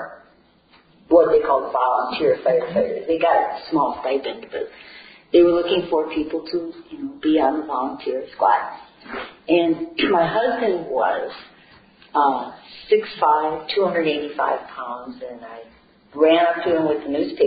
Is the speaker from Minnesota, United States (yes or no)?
yes; Columbia Heights, Minnesota, United States; I was born and raised in Columbia Heights